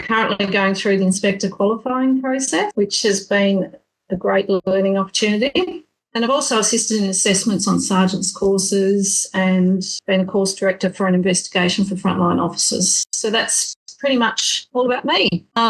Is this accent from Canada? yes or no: no; Tasmania, Australia; born or raised there